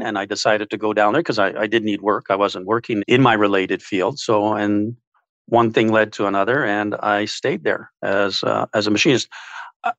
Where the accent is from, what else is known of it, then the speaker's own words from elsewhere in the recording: Winnipeg, Manitoba, Canada; born and raised in West Kildonan